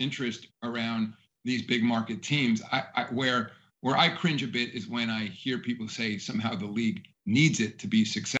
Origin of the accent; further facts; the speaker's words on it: New York City, New York, United States; as a New Yorker, it's fun for me to see the Knicks and Nets competing here in town.